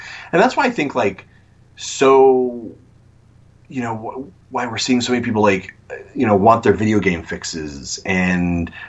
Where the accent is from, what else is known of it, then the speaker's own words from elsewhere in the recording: East Coast, United States; born there; I was born on the East Coast, and so I was like, we haven't been back.